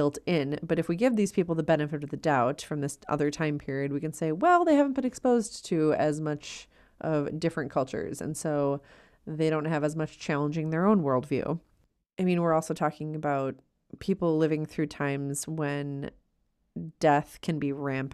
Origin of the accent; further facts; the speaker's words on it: Edina, Minnesota, United States; I'm from Edina